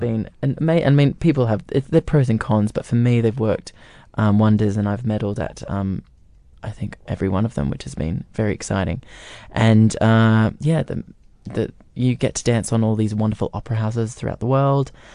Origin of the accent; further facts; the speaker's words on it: Gold Coast, Queensland, Australia; moved away; on the Gold Coast in my hometown.